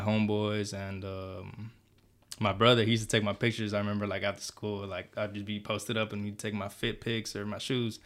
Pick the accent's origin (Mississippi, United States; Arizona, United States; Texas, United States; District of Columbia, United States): Texas, United States; Stafford; born or raised there; also born or lived in Houston, Texas / Honduras (mother's origin)